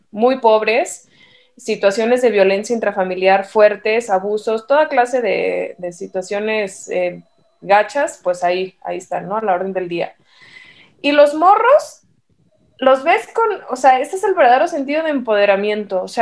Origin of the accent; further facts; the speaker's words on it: Mexico; Y estos cuates somos mexicanos, o sea, somos de descendencia indígena, pero también cristiana